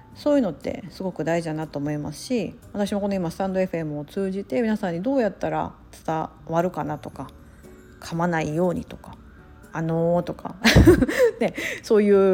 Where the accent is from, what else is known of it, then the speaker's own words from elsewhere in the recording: Japan; first language Japanese; moved away; 我々は日本語が母国語なので